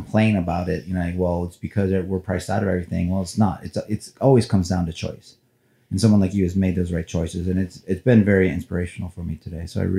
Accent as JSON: {"language": "English", "town": "Cleveland", "region": "Ohio", "country": "United States", "tie": "born or raised there", "said": "those Laker teams, because I grew up in Cleveland. So I was a huge Cavs fan"}